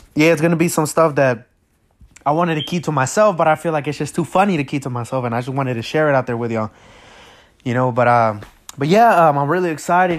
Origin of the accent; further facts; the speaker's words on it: United States; also born or lived in Acapulco, Mexico; I came to the United States when I was about maybe six, six or seven